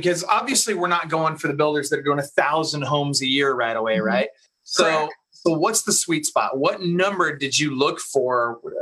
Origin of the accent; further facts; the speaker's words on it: Seattle, Washington, United States; I'm from Seattle